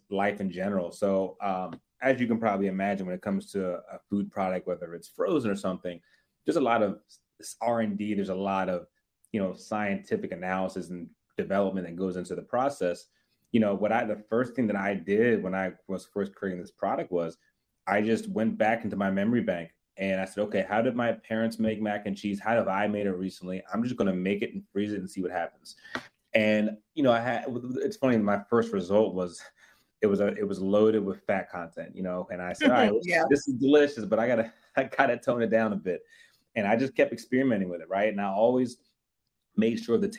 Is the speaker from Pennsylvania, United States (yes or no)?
yes; Philadelphia, Pennsylvania, United States; moved away as an adult; also born or lived in Harrisburg, Pennsylvania; now in Washington, D.C., United States; I grew up right outside of Philadelphia. Moved to D.C. May of 2017.